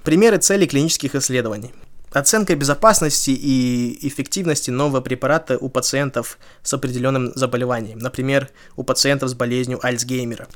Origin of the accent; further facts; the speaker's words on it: Kazakhstan; moved away; я из Казахстана